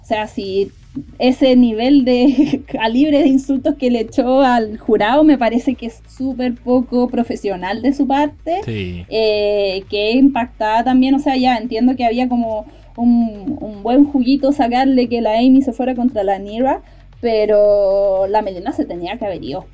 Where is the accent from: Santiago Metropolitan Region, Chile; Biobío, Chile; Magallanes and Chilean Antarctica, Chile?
Magallanes and Chilean Antarctica, Chile; Punta Arenas; yo soy de Punta Arenas